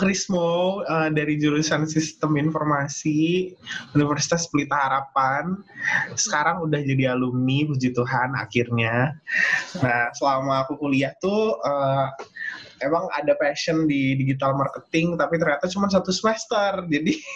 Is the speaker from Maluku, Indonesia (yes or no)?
yes; Ambon, Maluku, Indonesia; Aku orang Ambon